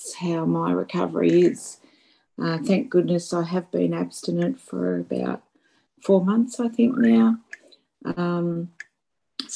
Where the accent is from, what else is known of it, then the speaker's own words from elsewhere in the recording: Australia; I'm from Australia